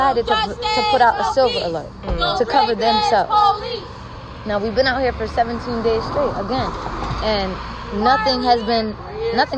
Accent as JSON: {"language": "English", "town": "Waterbury", "region": "Connecticut", "country": "United States", "tie": "born or raised there", "also_born_or_lived": "Queens, New York", "said": "I'm from Waterbury. I was born in Queens, but I was raised in Connecticut"}